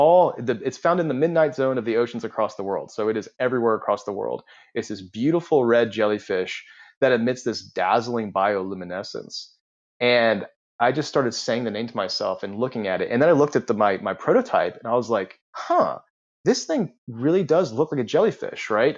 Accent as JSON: {"language": "English", "town": "Charleston", "country": "United States", "said": "I'm from the Charleston area"}